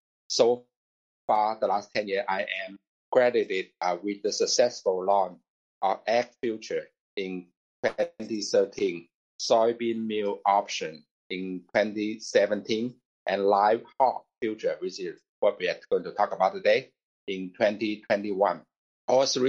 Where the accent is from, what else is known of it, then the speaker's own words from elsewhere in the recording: China; also born or lived in St. Louis, United States / Chicago, United States; now in United States; Actually, I was born in China and came to the U.S. 30 years ago in December 1991, a long time ago.